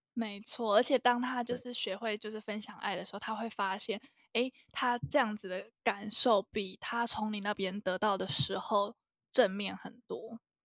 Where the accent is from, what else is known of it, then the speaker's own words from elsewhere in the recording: Taiwan; 我们台湾教育